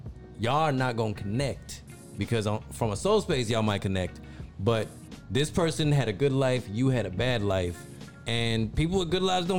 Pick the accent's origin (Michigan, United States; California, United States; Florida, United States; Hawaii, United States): Michigan, United States; Detroit; I grew up in Detroit.